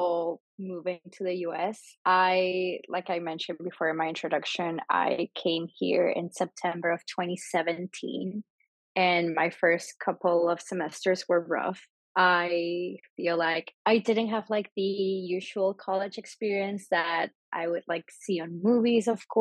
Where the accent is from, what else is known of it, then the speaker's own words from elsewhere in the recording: Panama; English is a second language; moved away as an adult; now in United States; I was born and raised in Panama. And then in 2017, I started college and moved to the U.S. and have been living here ever since